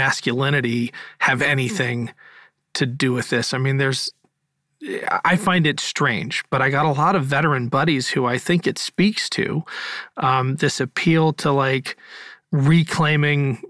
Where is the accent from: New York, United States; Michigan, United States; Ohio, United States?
Ohio, United States; my home state, Ohio